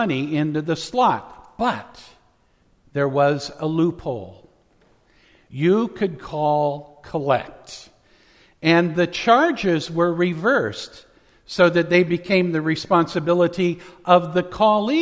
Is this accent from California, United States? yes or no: yes; Central Valley, California, United States; When I was growing up in the Central Valley, there were some nights that we had really thick, dense pea soup-like fog